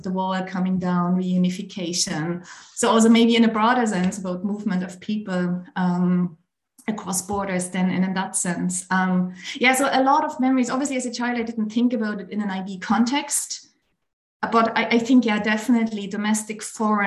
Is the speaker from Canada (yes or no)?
no; East Germany, Germany; now in Ireland; I grew up in Germany. Obviously, now I'm based in Ireland. But in fact, I grew up in East Germany.